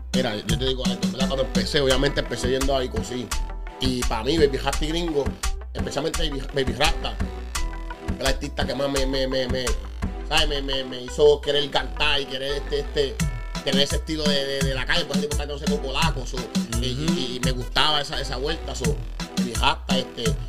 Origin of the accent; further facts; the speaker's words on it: Añasco, Puerto Rico; also born or lived in Mayagüez, Puerto Rico / Holyoke, Massachusetts; now in Massachusetts, United States; yo me nací en la isla, yo nací en Mayagüez, me crié en Añasco.